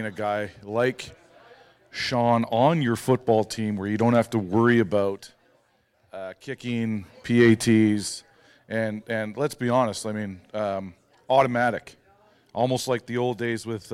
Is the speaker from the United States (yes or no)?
no; Canada; as a Canadian